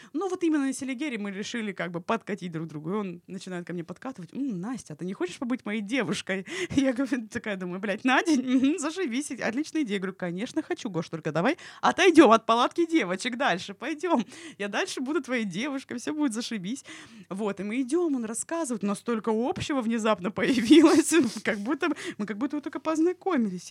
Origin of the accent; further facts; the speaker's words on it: Krasnodar, Krasnodar Krai, Russia; я из Краснодара.